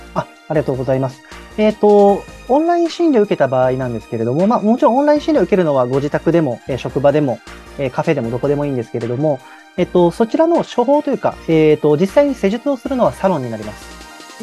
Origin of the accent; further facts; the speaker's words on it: Nagoya, Aichi, Japan; moved away as an adult; also born or lived in Tokyo; 私は、まあ、あの、高校までずっと名古屋に、えー、住んでいて、でまあ、大学を機に上京して